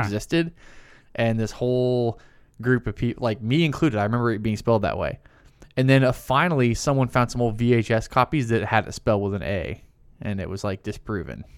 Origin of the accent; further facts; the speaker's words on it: American South, United States; we're from the American South and we say deuces a lot